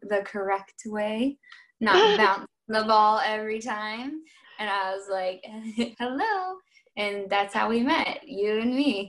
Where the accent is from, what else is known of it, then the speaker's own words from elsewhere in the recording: Cleveland, Ohio, United States; moved away as an adult; also born or lived in Manchester / Spain; I'm from Cleveland, Ohio. Go Cavs. And I was in Manchester studying for my master's degree in human rights law.